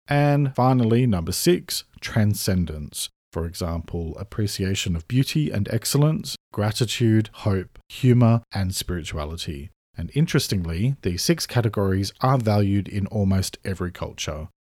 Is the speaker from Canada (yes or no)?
no; Sydney, New South Wales, Australia; moved away as an adult; also born or lived in Melbourne / Australian countryside; I now live in the countryside, having moved here over five years ago from Melbourne, where I lived for nearly fourteen years after I grew up in Sydney.